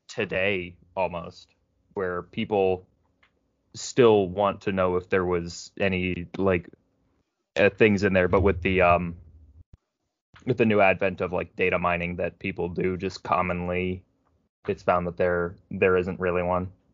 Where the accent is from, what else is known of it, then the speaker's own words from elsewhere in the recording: Prince George's County, Maryland, United States; it's a PG County thing too, which is where I'm from